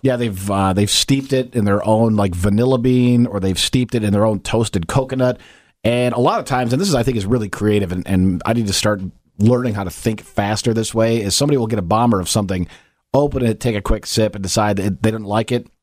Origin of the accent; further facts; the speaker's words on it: Kalamazoo, Michigan, United States; growing up in Kalamazoo